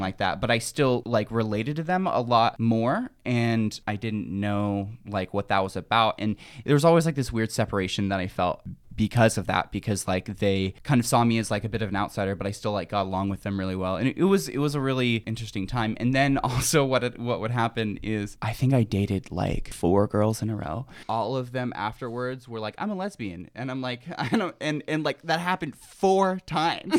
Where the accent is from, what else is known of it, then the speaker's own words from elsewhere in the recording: Tehachapi, California, United States; moved away; I'm from, um, I'm from Tashpee, California. Um, it's a very small, uh, conservative town.